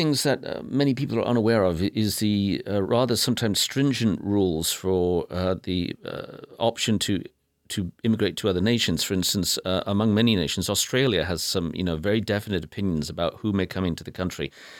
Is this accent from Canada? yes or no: no; United Kingdom; now in United States; Yes, I was born in Ode Britty. Yes. Blighty, Ode Blighty.